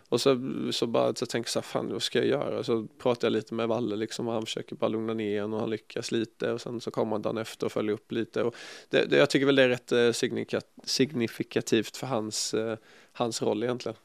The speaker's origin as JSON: {"language": "Swedish", "town": "Ljungby", "region": "Kronoberg County", "country": "Sweden", "also_born_or_lived": "Båstad", "moved": "yes", "said": "hemma i Ljungby"}